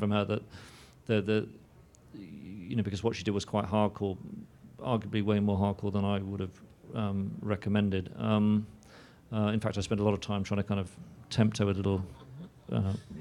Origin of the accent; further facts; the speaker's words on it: London, United Kingdom; growing up in London